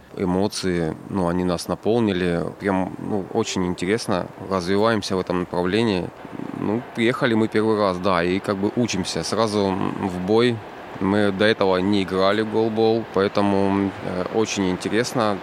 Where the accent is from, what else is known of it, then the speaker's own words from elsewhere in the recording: Luhansk, Luhansk Oblast, Ukraine; я из Луганска